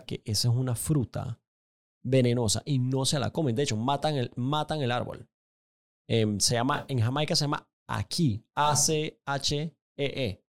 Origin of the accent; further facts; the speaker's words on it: Panama City, Panama; yo crecí en Paitilla, diagonal a mi casa